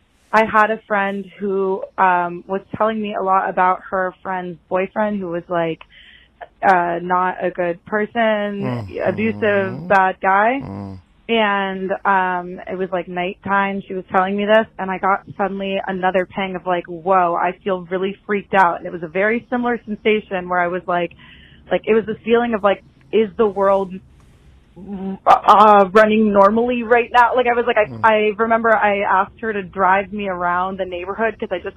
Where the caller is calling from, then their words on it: Los Angeles, California, United States; I'm calling from the Hollywood Hills.